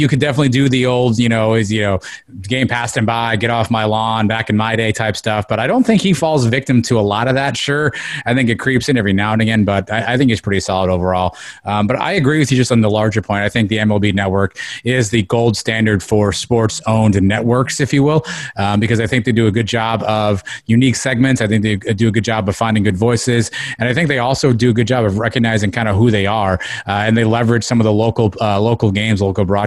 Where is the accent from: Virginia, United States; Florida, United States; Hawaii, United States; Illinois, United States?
Florida, United States; South; I grew up in South Florida, and this was pre-Marlins days.